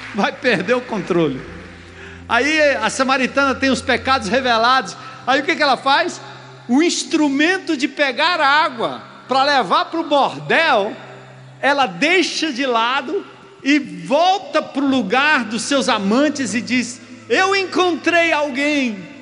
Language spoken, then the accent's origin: Portuguese; Brazil; nós, como brasileiros